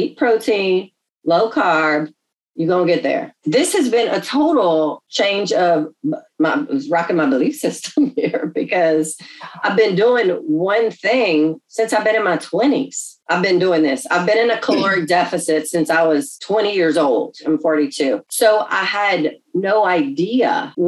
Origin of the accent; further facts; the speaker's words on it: Louisiana, United States; We're from Louisiana